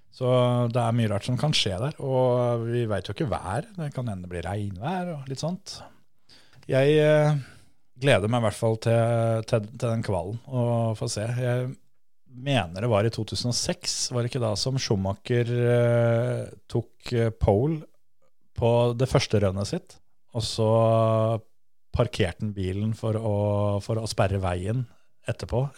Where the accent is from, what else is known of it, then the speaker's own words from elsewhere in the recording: Vestfold, Norway; på størrelse med Fon, der vi kommer fra